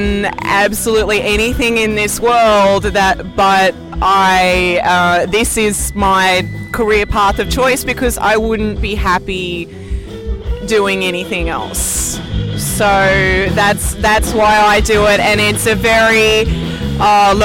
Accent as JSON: {"language": "English", "town": "Sydney", "region": "New South Wales", "country": "Australia", "tie": "born or raised there", "also_born_or_lived": "Wollongong, Australia", "moved": "as an adult", "lives_now": "Florida, United States", "said": "I'm from close to Sydney. Yeah. So I grew up in Sydney"}